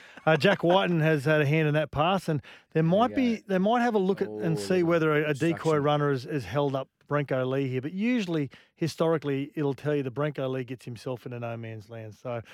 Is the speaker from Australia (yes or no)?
yes; Queensland, Australia